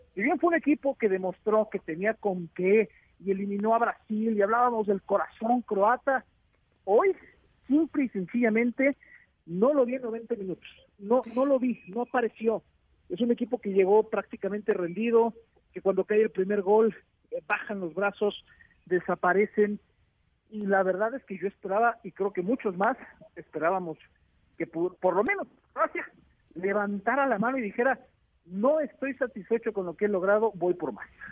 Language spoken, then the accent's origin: Spanish; Mexico; yo soy su primo mexicano